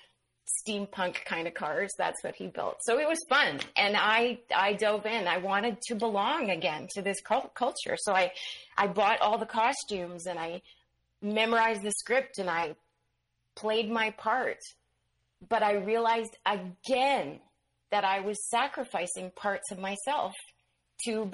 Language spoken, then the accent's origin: English; Manitoba, Canada; I ended up back on the prairies in Manitoba.